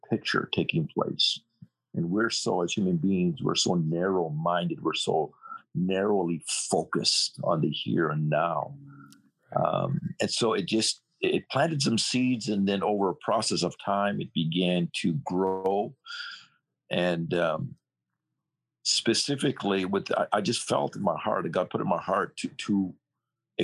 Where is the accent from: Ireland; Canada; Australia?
Canada; British Columbia; also born or lived in Hong Kong / Germany; now in United States; I am a Canadian. Okay. And born in British Columbia, west coast of Canada